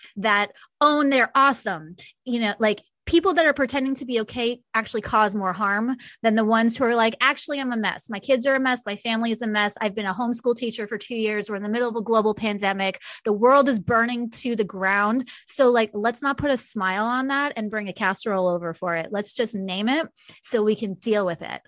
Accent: New York, United States; now in Kansas City, United States; I'm from New York originally

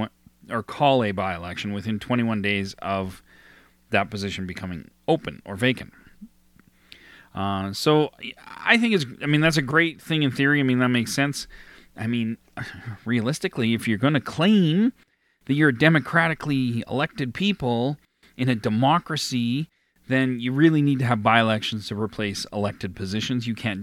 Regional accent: Alberta, Canada; my hometown here in Alberta.

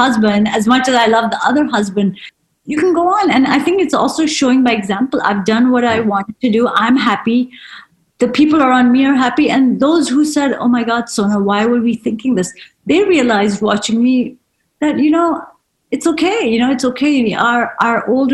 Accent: United States; being an Indian woman is that mindset, even though you've lived in America all your life

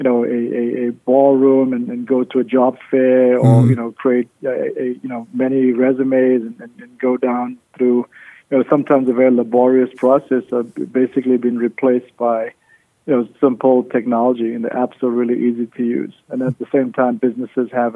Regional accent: Cape Town, Western Cape, South Africa; now in Las Vegas, United States; I'm originally from South Africa, Cape Town, South Africa, and I've been living in Las Vegas for the last 16 years

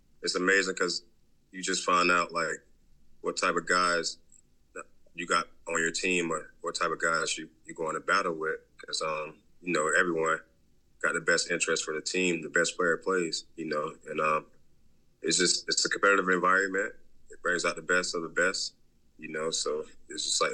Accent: Southwest Florida, United States; also born or lived in West Virginia; growing up in Southwest Florida

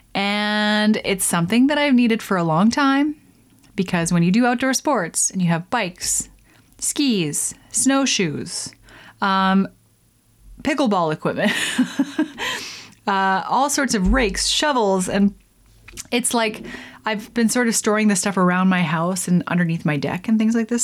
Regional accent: Lethbridge, Alberta, Canada; in the prairies in Alberta where I grew up Lethbridge

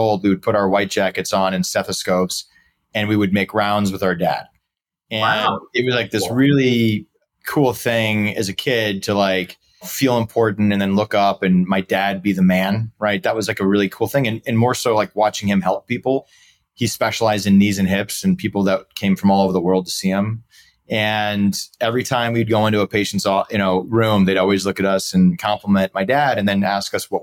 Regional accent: St. Louis, Missouri, United States; also born or lived in Dallas, Texas; now in Chicago, United States; I'm originally from St. Louis. I have three brothers and I'm second oldest

